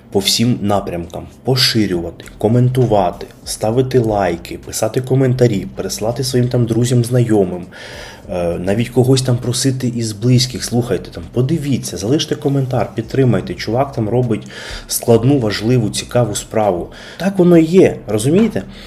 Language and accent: Ukrainian; Kyiv, Ukraine; Я народився і виріс в Києві, е, а саме на Печерську